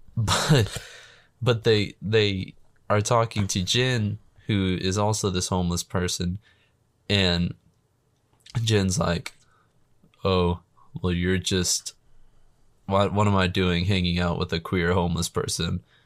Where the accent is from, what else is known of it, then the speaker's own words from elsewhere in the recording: United States; I'm American